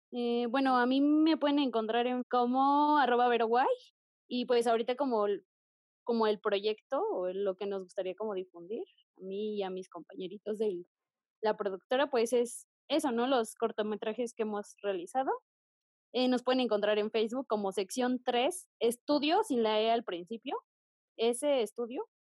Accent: Texcoco, State of Mexico, Mexico; yo que soy del Estado de México, específicamente de Texcoco

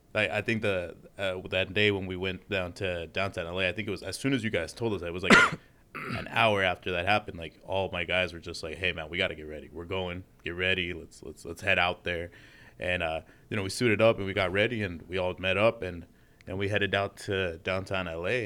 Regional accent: Los Angeles, California, United States; also born or lived in Utah; living here in L A for, like, my whole life

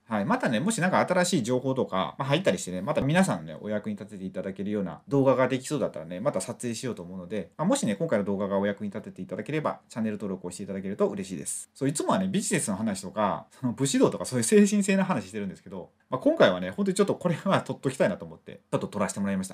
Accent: Mie, Japan; 僕三重県

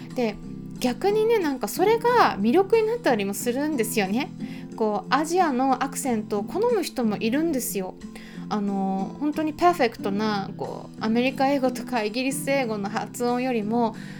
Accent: Japan; 私たち日本人

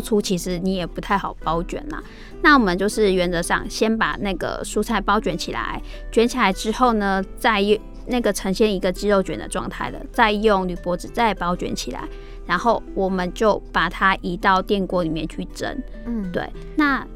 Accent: Taiwan; 我们真的 只要是身为台湾人

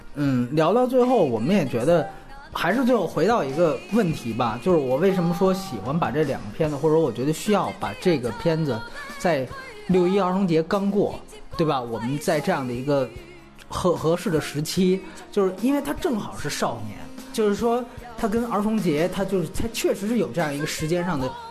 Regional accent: China; 我在我大陆人看来

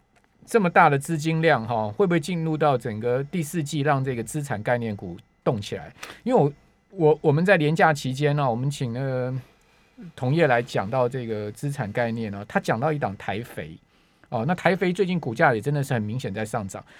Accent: Taipei, Taiwan; 我们台北人不知道高

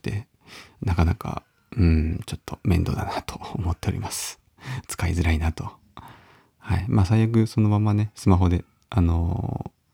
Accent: Uonuma, Niigata, Japan; 私の地元である魚沼のちっちゃなちっちゃなね、地元の、えー、地域のお祭り

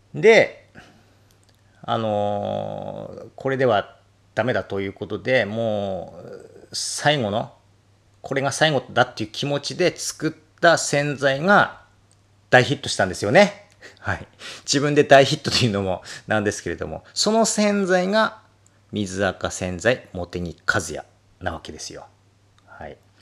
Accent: Akita, Japan; 私は、えー、秋田生まれ、秋田育ち、今もこの配信を秋田からお届けしておりますが

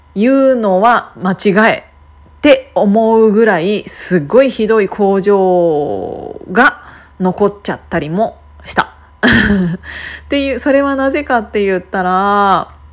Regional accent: Kiryu, Gunma, Japan; 私は群馬県桐生市の出身なので機織りの産地だった

